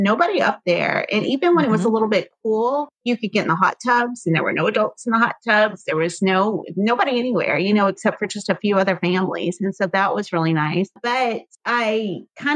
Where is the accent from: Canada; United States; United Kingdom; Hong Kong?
United States; Cajun, Louisiana; we are Cajun